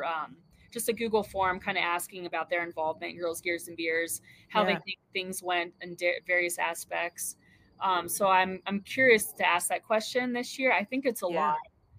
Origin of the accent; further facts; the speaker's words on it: Ohio, United States; now in Colorado, United States; growing up in Ohio